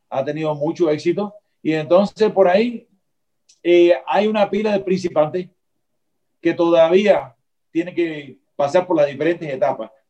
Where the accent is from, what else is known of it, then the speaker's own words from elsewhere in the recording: Cuba; now in Miami, United States; Pero tengo que volver a Miami porque soy latino, soy cubano.